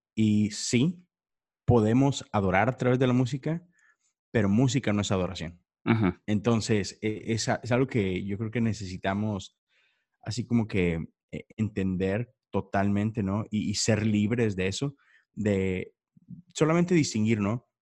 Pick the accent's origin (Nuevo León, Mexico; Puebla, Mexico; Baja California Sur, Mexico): Nuevo León, Mexico; Monterrey; now in Houston, United States; yo estoy en, Houston, Texas, pero soy de Monterrey, México.